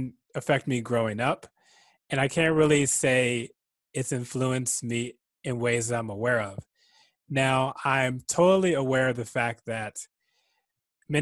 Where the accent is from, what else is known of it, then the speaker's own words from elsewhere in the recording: Prince George's County, Maryland, United States; growing up in Prince George's County, which is a very diverse county